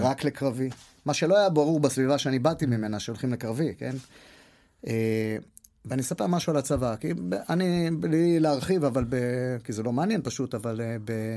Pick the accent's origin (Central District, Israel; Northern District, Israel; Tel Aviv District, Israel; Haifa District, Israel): Tel Aviv District, Israel; Holon; בבית ספר השני שהייתי בו, זה היה בתל גיבורים, מקיף תל גיבורים בחולון